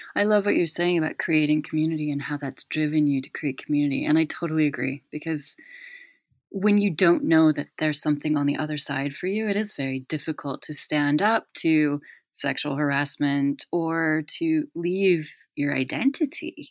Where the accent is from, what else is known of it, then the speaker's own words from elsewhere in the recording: United States; moved away as an adult; also born or lived in United Kingdom; I've always been the American in Britain for years